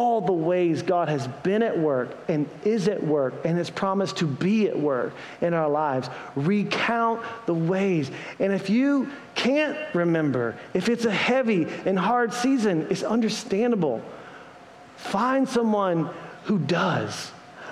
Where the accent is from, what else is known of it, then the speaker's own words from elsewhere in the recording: Greenville, South Carolina, United States; moved away; I grew up in Greenville, South Carolina